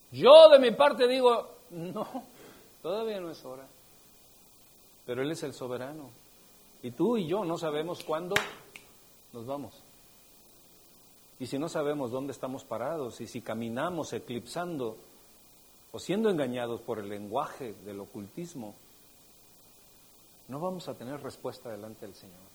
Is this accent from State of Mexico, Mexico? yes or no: yes; State of Mexico, Mexico; pues es que la verdad es que yo vengo del Estado de México. No hay ni uno del Estado de México.